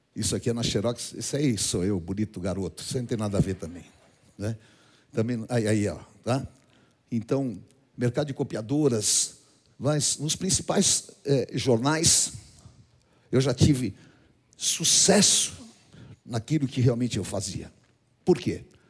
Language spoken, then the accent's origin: Portuguese; Brazil